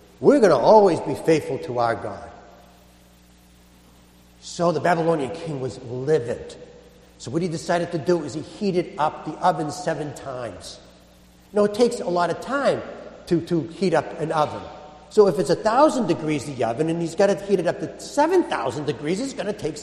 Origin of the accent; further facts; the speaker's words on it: Boston, Massachusetts, United States; I'm a Bostonian.